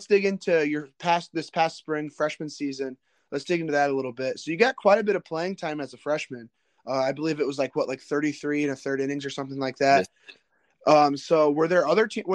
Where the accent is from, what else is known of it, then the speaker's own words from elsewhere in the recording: Northern Indiana, United States; I'm from Northern Indiana